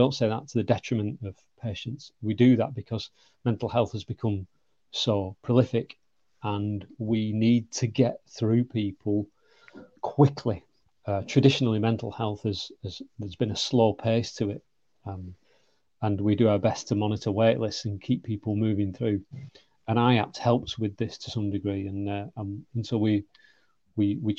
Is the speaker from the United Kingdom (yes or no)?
yes; the north of England, United Kingdom; accent: northern; moved away; also born or lived in London / South Coast / Manchester; as you can tell by my accent, I'm a northerner